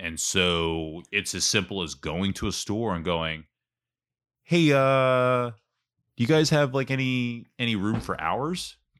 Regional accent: Ambler, Pennsylvania, United States; I'm not from Whitpain. I'm from Ambler, but Ambler doesn't have a soccer league.

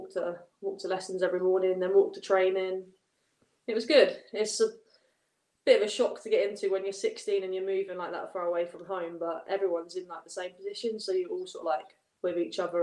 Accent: Norfolk, East of England, United Kingdom; also born or lived in London / Liverpool; that was when I moved away from Norfolk for a bit to go and study and play football.

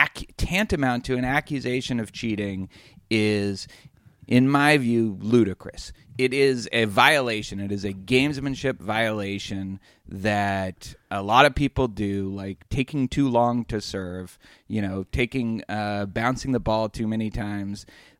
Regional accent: Boston, Massachusetts, United States; now in Houston, United States; It has nothing to do with the fact that I grew up in Boston.

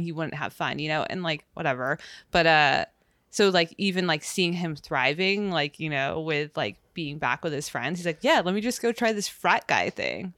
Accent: West Coast, United States; we're from the West Coast

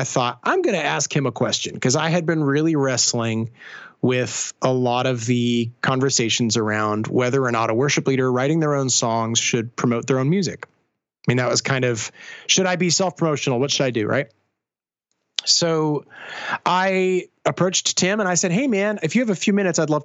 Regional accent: Hamilton, Ontario, Canada; Hamilton, bit of backstory, my hometown, was pretty rough.

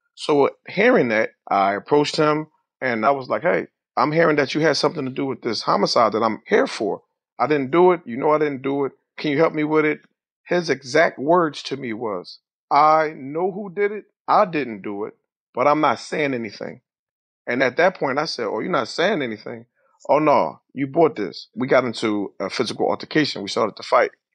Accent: Philadelphia, Pennsylvania, United States; Growing up in Philadelphia, West Philadelphia, life was simple

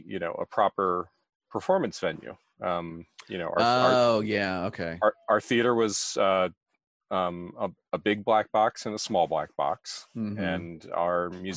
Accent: Germantown, Maryland, United States; I grew up in Germantown, Montgomery County, and I don't get up there very much because my family doesn't live there anymore.

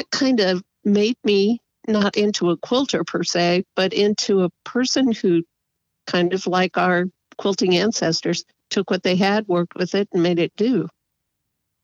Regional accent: Fort Wayne, Indiana, United States; moved away as an adult; also born or lived in Pasadena, California; now in Gilroy, United States; I am a Hoosier. I was born in Indiana

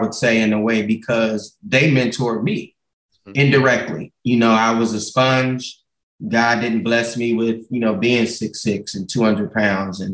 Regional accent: Gardena, California, United States; I grew up in Gardena, man, right on 132nd and Van Ness, about 200 yards from Raleigh Park

